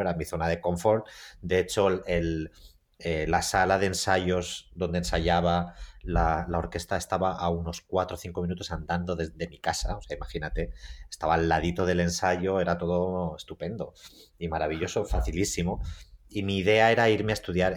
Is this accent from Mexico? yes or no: no; Mallorca, Balearic Islands, Spain; moved away as an adult; also born or lived in Cincinnati, United States; now in New York, United States; yo crecí en, en Mallorca, en una isla donde había muy pocas posibilidades